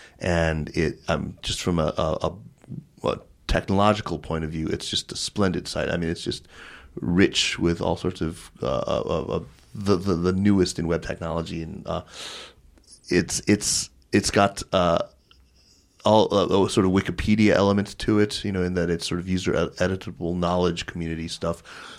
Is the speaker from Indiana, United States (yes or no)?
no; Arizona, United States; also born or lived in Hunan; I grew up in Arizona.